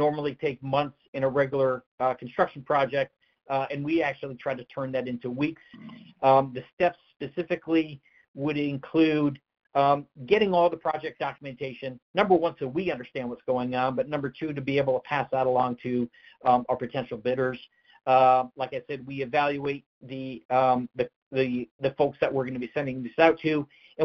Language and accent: English; Northeast, United States; I'm from the Northeast